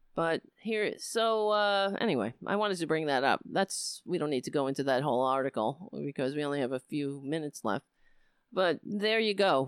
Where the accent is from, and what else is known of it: United States